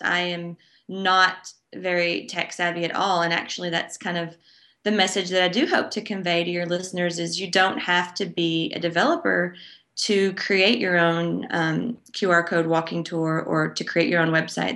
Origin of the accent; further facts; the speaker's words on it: Dickson, Tennessee, United States; my hometown of Dixon, Tennessee, which is a small, quaint, um, almost rural town about forty-five minutes away from Nashville